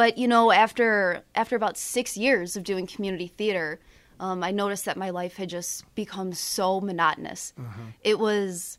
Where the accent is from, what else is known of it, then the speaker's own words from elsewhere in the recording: about an hour from Joliet, Illinois, United States; it's about an hour away from Joliet